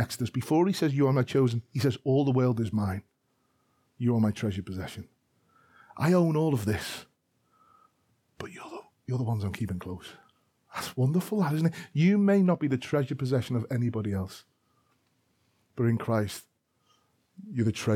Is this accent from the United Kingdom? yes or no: yes; Liverpool, North West England, United Kingdom; I am a Scouser from Liverpool.